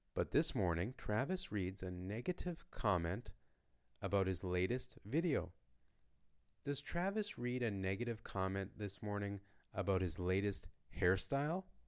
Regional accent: Canada; first language English; from Canada

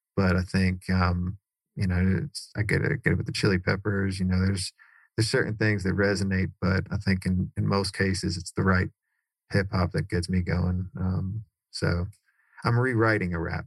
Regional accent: Cary, North Carolina, United States; also born or lived in New York; My parents moved from New York down to Cary, North

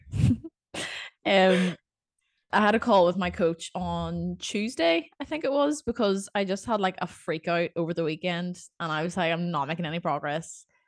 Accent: Northern Ireland, United Kingdom; accent: Northern Irish; Northern Irish people can't make anything sound exciting that's how I see my accent

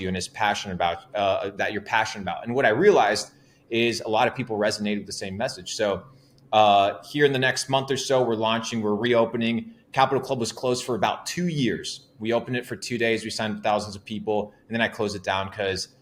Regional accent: Argentina; English is a second language; moved away; I come from Argentina, small town, about 19,000 people at the age of 17.

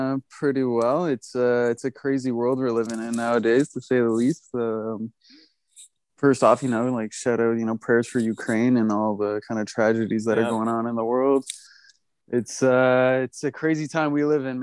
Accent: Toronto, Ontario, Canada; born and raised in Toronto

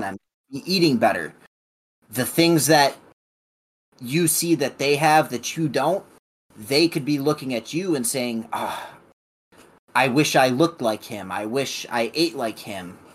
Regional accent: Illinois, United States; also born or lived in Elizabethtown, Kentucky; I was born in Elizabethtown, Kentucky, but moved to the state of Illinois at about a year old. Born or raised in the state of Illinois.

